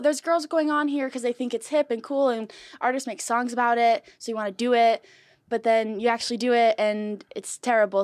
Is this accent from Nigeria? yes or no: no; San Marcos, California, United States; I went to Mission Hills High School in San Marcos